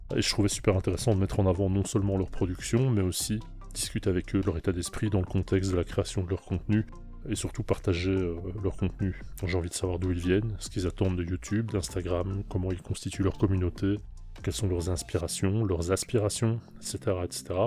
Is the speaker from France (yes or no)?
no; Belgium; je suis belge, j'ai 47